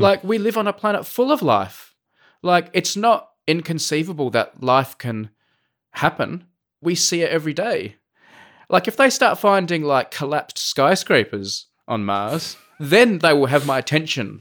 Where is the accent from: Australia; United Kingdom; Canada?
Australia; Adelaide, South Australia; moved away; I come from Adelaide